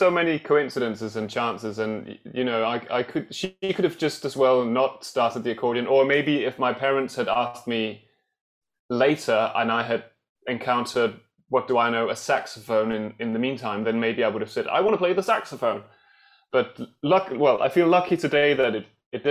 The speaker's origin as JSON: {"language": "English", "town": "Allerød", "region": "Capital Region of Denmark", "country": "Denmark", "tie": "born or raised there", "said": "I grew up in Denmark in a sort of suburb town to Copenhagen called Allerød"}